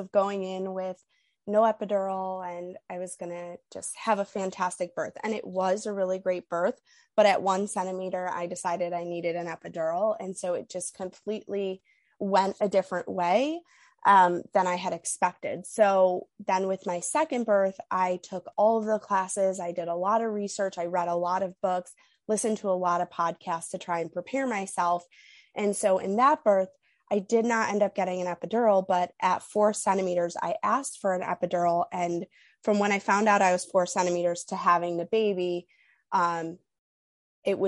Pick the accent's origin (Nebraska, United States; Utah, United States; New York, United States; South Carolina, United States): New York, United States; moved away as an adult; now in Illinois, United States; I'm from New York, but I currently live in Illinois, and we're hopeful that we'll move back to New York soon